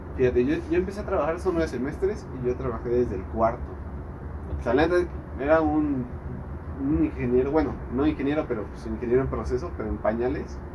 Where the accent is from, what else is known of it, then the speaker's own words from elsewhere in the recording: Mexico City, Mexico; moved away as an adult; now in Querétaro, Mexico; soy originario de la Ciudad de México. Este. Pero pues me vine aquí a Querétaro